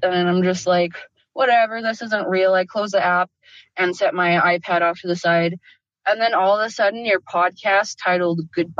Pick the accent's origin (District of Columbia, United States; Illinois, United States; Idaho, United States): Idaho, United States; also born or lived in Utah; now in Minnesota, United States; I live in Minnesota, but I'm from Idaho and Utah.